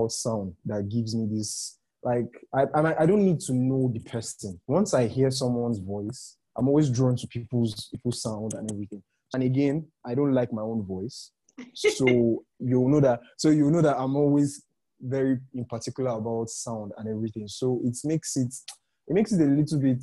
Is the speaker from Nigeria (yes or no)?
yes; Nigeria; as a Nigerian podcaster